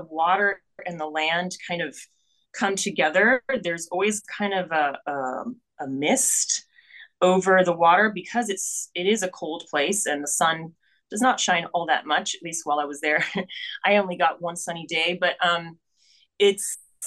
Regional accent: Mexico City, Mexico; now in Pittsburgh, United States; I was born in Mexico City, so right in the middle of the country.

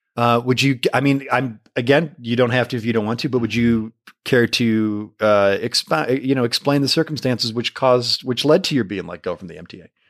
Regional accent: Michigan, United States; somebody like me from Michigan

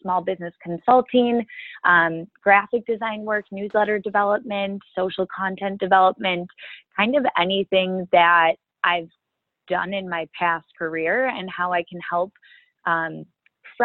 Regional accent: Minnesota, United States; moved away as an adult; now in Chicago, United States; I'm originally from Minnesota.

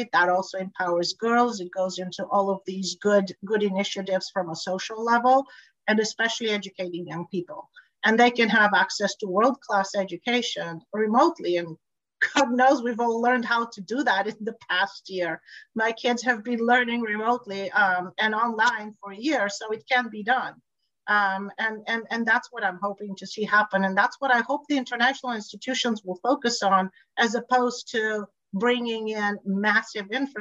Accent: Tanzania; also born or lived in Bulgaria; now in California, United States; I grew up in East Africa, Tanzania, so I'm very familiar with the area.

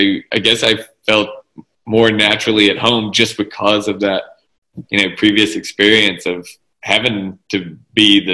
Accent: Jackson, Mississippi, United States; I grew up in Mississippi. And it's very small town mentality. Even though I was from Jackson

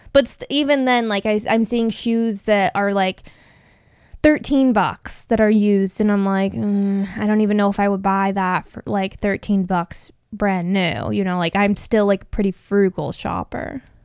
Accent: Phoenix, Arizona, United States; I grew up in Phoenix.

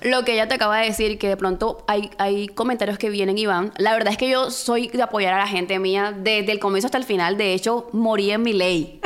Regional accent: Barranquilla, Atlántico, Colombia; somos de Barranquilla

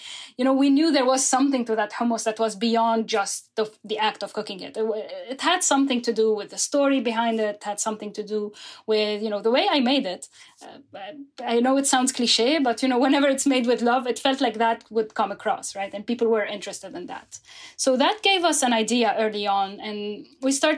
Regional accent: Lebanon; moved away as an adult; now in New York, United States; I'm originally from Lebanon. I came to New York in 2013

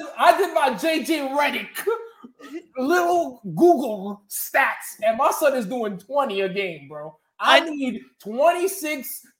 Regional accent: Suffolk County, Long Island, New York, United States; I'm from Suffolk County, Long Island, bro.

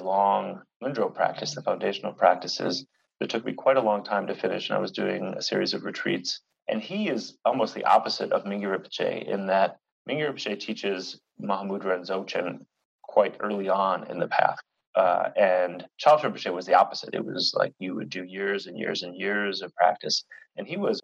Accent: United States; moved away; I'm that American guy

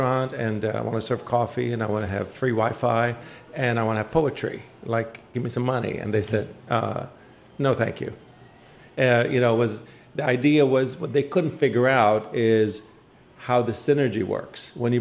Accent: Iraq; now in Washington, United States; I lived in Washington for most of my life. I come originally from Iraq. I'm an immigrant

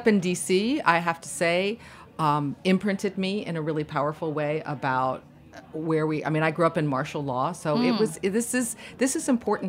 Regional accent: Washington, District of Columbia, United States; And I grew up in Washington, D.C. in the 60s.

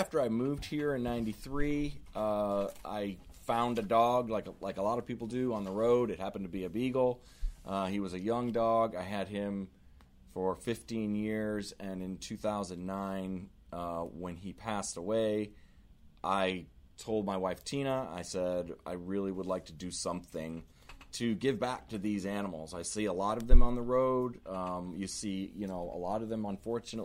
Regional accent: Syracuse, New York, United States; now in Raleigh, United States; Born and bred, Syracuse, New York. Mm. Moved here in 93

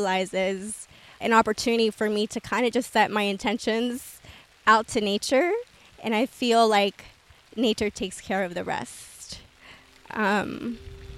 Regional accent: Riverside, California, United States; Growing up in Riverside, where it's a desert

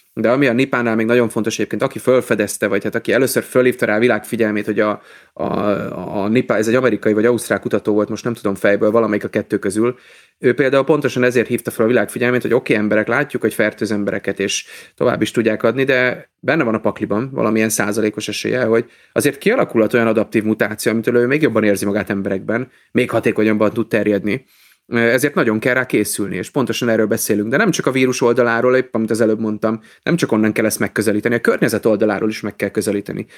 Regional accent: Budapest, Hungary; moved away as an adult; now in Pécs, Hungary; én budapesti vagyok

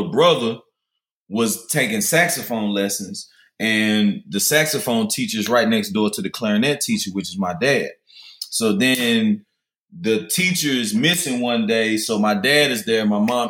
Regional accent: Memphis, Tennessee, United States; also born or lived in Cordova, Tennessee; I grew up in South Memphis, Black Haven, as well as Orange Mound

